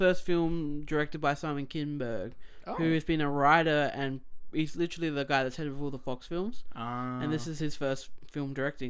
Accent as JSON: {"language": "English", "country": "Australia", "said": "we're Australian."}